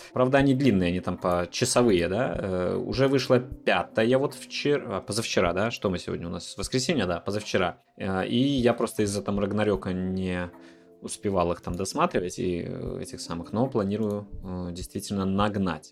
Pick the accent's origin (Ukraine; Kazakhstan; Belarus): Belarus; Minsk; now in Poland; белорусы, живущие там в Минске